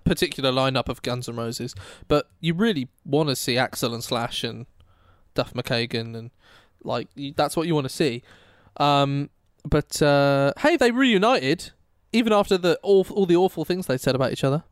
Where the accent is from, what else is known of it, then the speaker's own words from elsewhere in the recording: Oxfordshire, South East England, United Kingdom; I'm from Oxfordshire